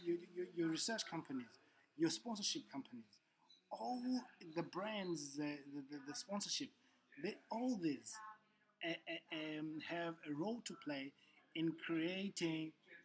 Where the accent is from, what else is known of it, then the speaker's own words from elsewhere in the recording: South Africa; I'm from South Africa.